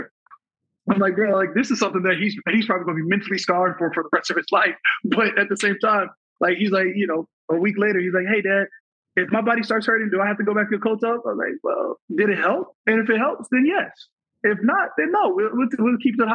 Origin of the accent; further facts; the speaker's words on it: Arizona, United States; also born or lived in Minnesota; I was 4 or 5 years old when he retired. A year later, we moved back to, you know, we moved from Minnesota, where he'd been his entire career, back to Arizona